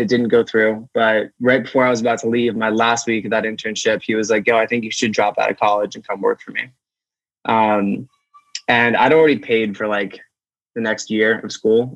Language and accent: English; Amherst, Massachusetts, United States; I grew up in Amherst, Massachusetts, small little college town